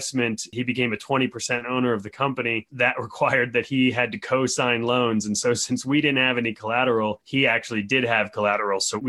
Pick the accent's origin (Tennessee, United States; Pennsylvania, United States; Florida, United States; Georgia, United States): Pennsylvania, United States; Harrisburg; now in State College, United States; I grew up about 2 hours away. I grew up in Harrisburg, Pennsylvania